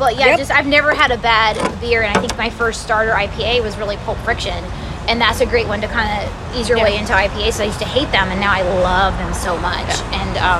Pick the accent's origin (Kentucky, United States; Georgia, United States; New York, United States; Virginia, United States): Georgia, United States; moved away; I'm from Georgia